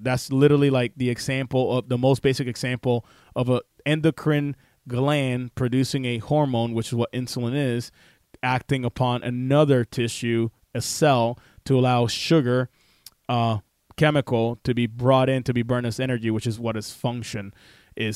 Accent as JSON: {"language": "English", "country": "Puerto Rico", "tie": "born or raised there", "said": "the ghetto of where I grew up in Puerto Rico"}